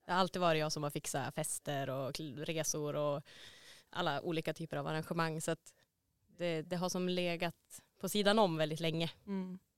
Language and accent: Swedish; Luleå, Norrbotten County, Sweden; also born or lived in Gothenburg; Jag är från Luleå